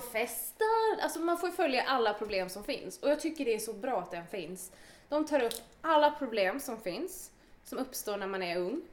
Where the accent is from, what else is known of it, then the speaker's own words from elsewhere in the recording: Åkersberga, Stockholm County, Sweden; född och uppvuxen i Oxberga